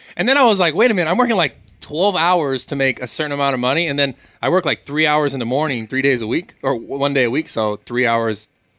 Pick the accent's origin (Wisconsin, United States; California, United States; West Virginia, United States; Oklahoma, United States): California, United States; Pacifica; Born and raised Pacifica.